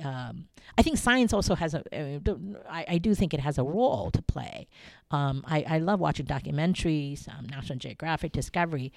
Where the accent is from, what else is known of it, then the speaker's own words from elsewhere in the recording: Ohio, United States; moved away as an adult; also born or lived in Taiwan / New York; now in Hong Kong; the thirteen years I grew up in Ohio and went to school in Ohio